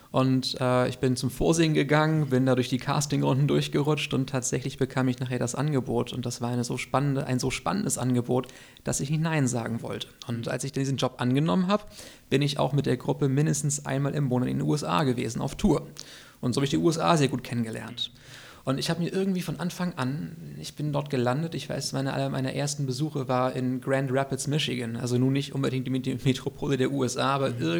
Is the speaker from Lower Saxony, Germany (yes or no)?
no; Kiel, Schleswig-Holstein, Germany; In genau, Russe, genau, in ja. Russe, ja. Und dann auch hier zur Schule gegangen.